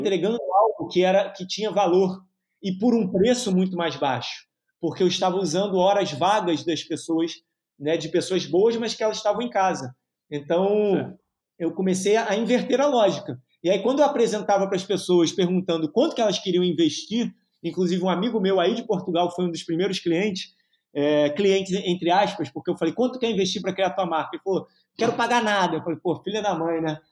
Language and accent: Portuguese; Rio de Janeiro, Brazil; also born or lived in United States / Piauí / João Pessoa; moro no Rio de Janeiro desde sempre, né? Tive uma temporada nos Estados Unidos ali, no, né, de 5 aos 10 anos.